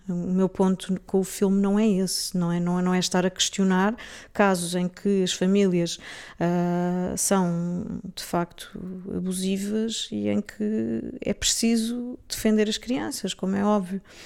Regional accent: Portugal; moved away as an adult; also born or lived in England; sendo portuguesa e tendo vivido lá

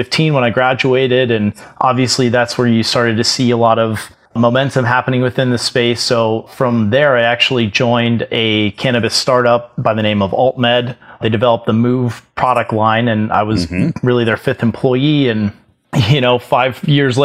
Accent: Florida, United States; I grew up in Florida

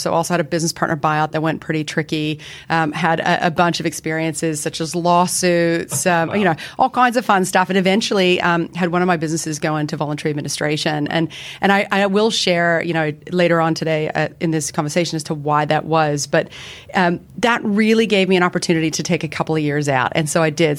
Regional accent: Canada; moved away as an adult; now in Sydney, Australia; I have an accent, as does my fellow colleague Mel. We're both Canadian

